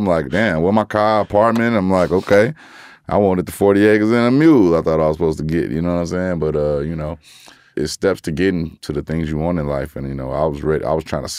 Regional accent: Gary, Indiana, United States; I'm from Gary

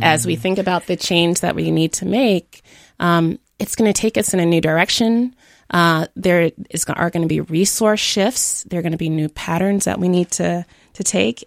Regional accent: Jamaica; moved away; also born or lived in Miami, United States; I was born in Jamaica, uh, grew up between Jamaica and Miami

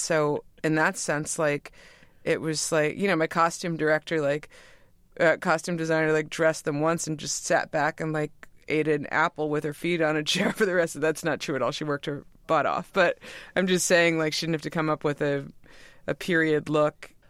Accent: New York, United States; we grew up in New York

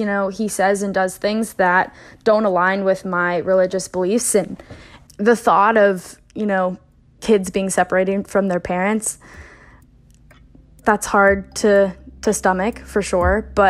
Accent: West Virginia, United States; I come from West Virginia

